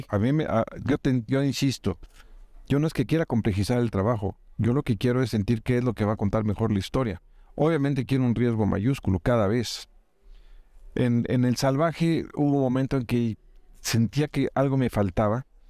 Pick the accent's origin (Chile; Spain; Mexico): Mexico; agradezco como mexicano